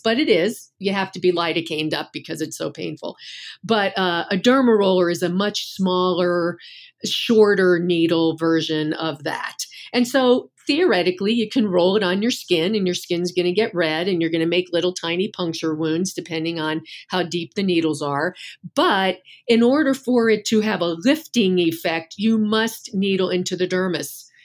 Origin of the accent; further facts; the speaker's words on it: Northeast, United States; I'm from the Northeast